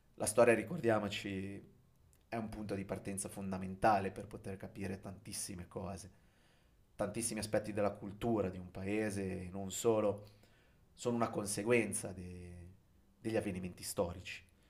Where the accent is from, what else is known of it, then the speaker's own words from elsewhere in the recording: Genoa, Liguria, Italy; moved away; also born or lived in Venice / Rome / Japan; io sono un genovese di trentuno anni